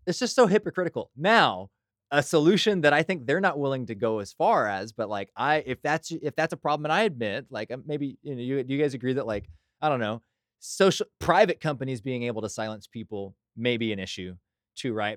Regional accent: Burleson, Texas, United States; Growing up in Burleson, Johnson County, we had a bunch of blue laws

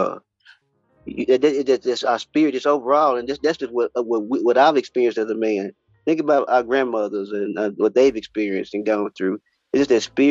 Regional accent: Fort Worth, Texas, United States; also born or lived in Houston, Texas; I'm from born and raised in Fort Worth, Texas.

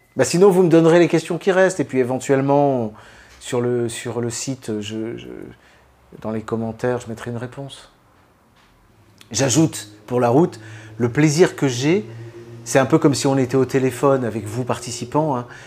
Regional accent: France; en tant que Français

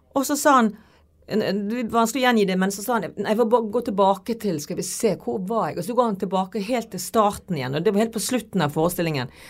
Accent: Bergen, Vestland, Norway; er jeg liksom fra Fyllingsdalen

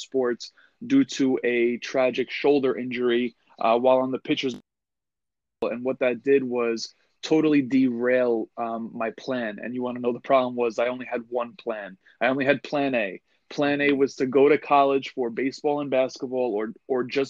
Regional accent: New York, United States; born and raised in New York

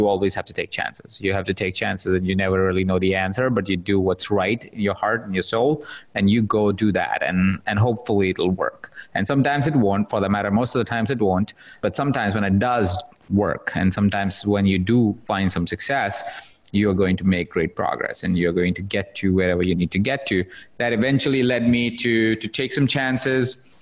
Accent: India; So I was born in India. So I'm from India. I was born in a household of about 23 other people sharing the same space

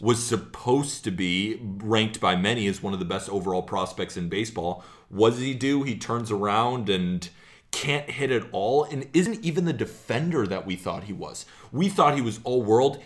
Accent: California, United States; I'm from California

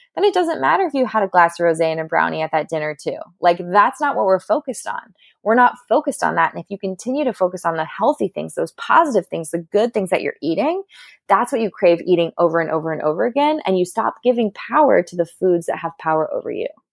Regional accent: Southern California, United States; I'm from California. I'm a SoCal girl who grew up at the beach

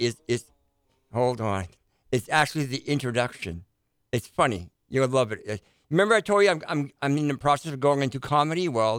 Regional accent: United States; I'm an American, but I'm still French.

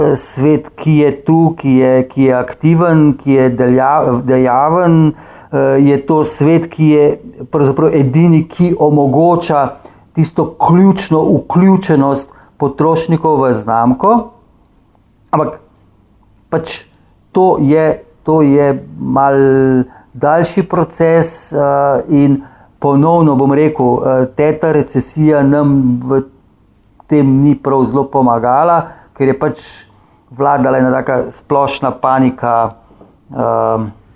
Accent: Slovenia; smo Slovenci

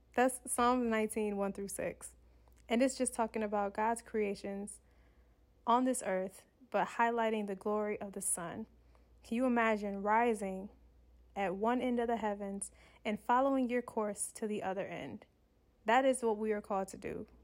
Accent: Michigan, United States; now in Southern California, United States; I come from Michigan, where it's probably snowing in Michigan

